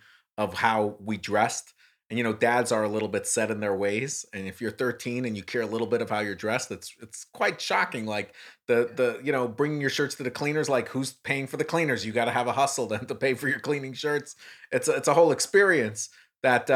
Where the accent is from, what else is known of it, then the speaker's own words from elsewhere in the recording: New York, United States; I'm a New Yorker